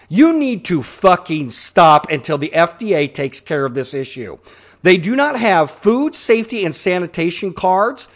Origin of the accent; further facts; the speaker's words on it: Pittsburg, Kansas, United States; when I was a kid growing up in Pittsburgh, Kansas